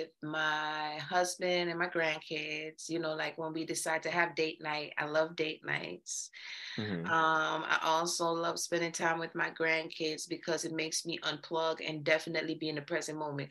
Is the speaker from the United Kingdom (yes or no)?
no; Jamaica; now in Athens, Georgia, United States; I'm originally from Jamaica